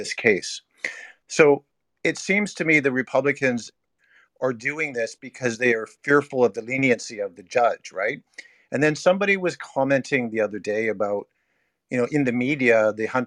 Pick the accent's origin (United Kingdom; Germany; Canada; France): Canada; I'm Canadian